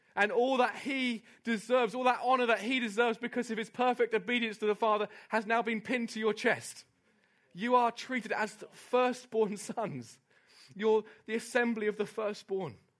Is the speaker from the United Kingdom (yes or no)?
yes; United Kingdom; I love being British